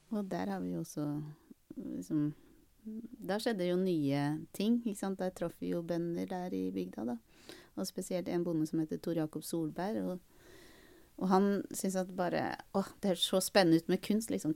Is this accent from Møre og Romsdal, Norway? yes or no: no; Bærum, Akershus, Norway; Jeg vokste opp i Østre Bærum i en, i en sånn Vatnevilla.